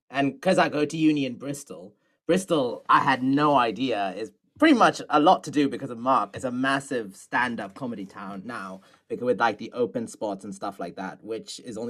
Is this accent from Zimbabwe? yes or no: yes; Zimbabwe; now in Bedfordshire, United Kingdom; I was born in Zimbabwe, but I live in Bedfordshire. So, like, I gig in London, which is because Bedford's like 40 minutes from London.